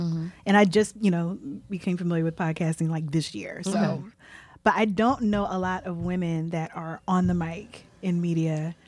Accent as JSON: {"language": "English", "town": "Philadelphia", "region": "Pennsylvania", "country": "United States", "said": "We're like, we're from Philly, you're from Philly."}